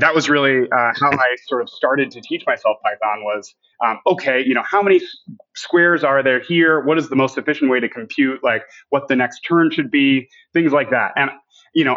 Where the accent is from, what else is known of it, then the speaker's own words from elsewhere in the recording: New York, United States; moved away as an adult; also born or lived in Vermont; now in Texas, United States; born and raised in New York